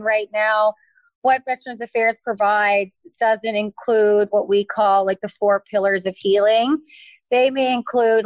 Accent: Lunenburg, Nova Scotia, Canada; also born or lived in Cape Breton Island, Nova Scotia / Fredericton, New Brunswick; I'm from Lunenburg, Nova Scotia

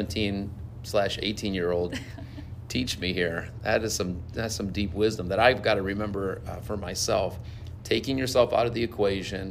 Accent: Cuyahoga Falls, Ohio, United States; I grew up in Cuyahoga Falls

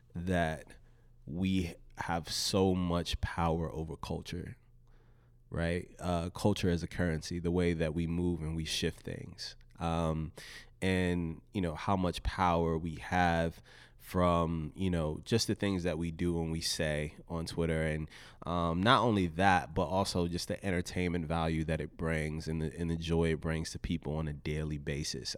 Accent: Richmond, Virginia, United States; I was raised in Southside Richmond, Virginia.

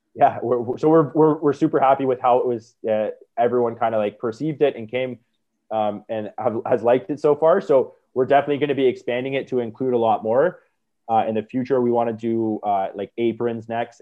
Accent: Niagara Falls, Ontario, Canada; I grew up in Niagara

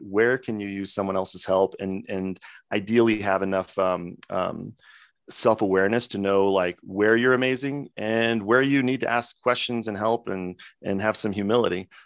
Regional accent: Coeur d'Alene, Idaho, United States; moved away; my home city, Coeur d'Alene, Idaho

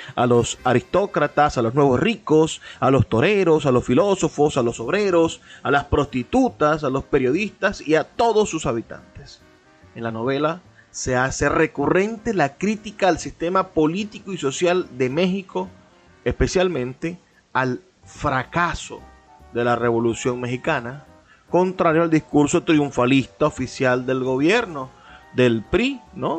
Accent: Venezuela; lo que somos como venezolanos

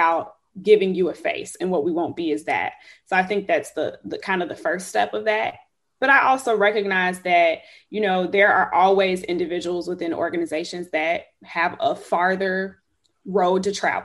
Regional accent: Chicago, Illinois, United States; moved away as an adult; also born or lived in Houston, Texas; now in Austin, United States; I'm from Chicago, born and raised.

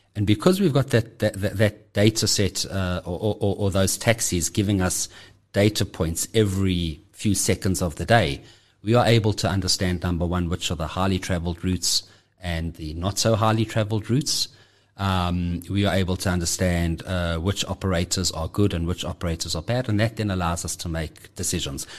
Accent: Johannesburg, Gauteng, South Africa; I'm born and bred in Johannesburg. Uh, have always lived here.

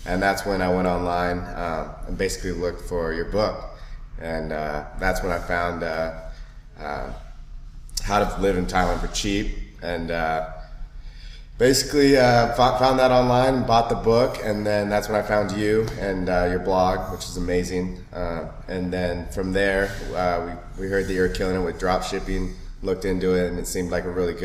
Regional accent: Seattle, Washington, United States; Seattle, man. Seattle, Washington

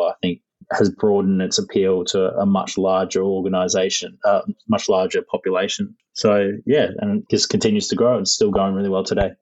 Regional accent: Caloundra, Queensland, Australia; where I grew up is in Caloundra in Queensland, um, up in the north of Australia

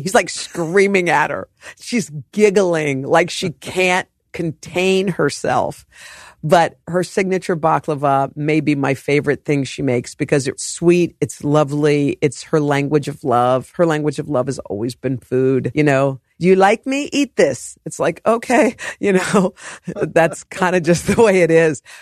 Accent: Morgantown, West Virginia, United States; moved away; also born or lived in Oklahoma / New Orleans; we grew up in Morgantown. We moved to Virginia

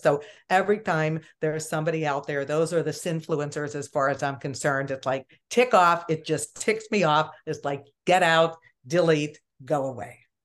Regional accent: Pittsburgh, Pennsylvania, United States; I am from Pittsburgh

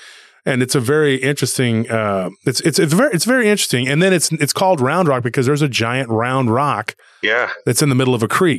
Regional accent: Taylor, Texas, United States; My hometown of Taylor

